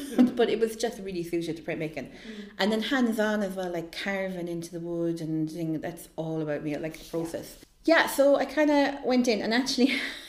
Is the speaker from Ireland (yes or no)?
yes; Limerick, Munster, Ireland; I'm from Limerick